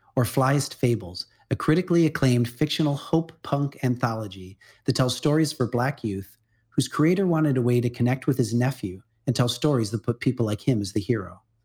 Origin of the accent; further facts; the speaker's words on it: Midwest, United States; I grew up in the Midwest